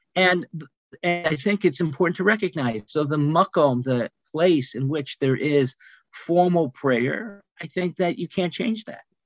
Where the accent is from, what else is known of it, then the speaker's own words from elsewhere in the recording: Mount Clemens, Michigan, United States; I was born in Mount Clemens, Michigan